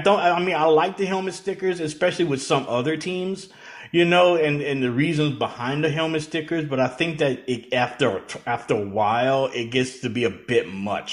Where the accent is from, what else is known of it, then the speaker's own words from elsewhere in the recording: Louisiana, United States; now in Atlanta, United States; I grew up in Louisiana and live here in Atlanta